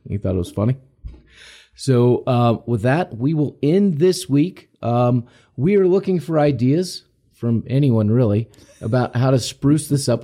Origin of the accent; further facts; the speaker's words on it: United States; we're Americans, we're American citizens